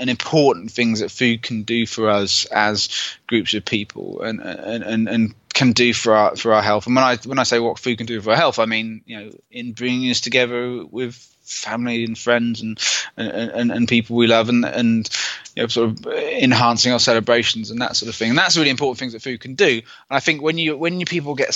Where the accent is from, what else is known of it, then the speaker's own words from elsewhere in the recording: United Kingdom; I'm British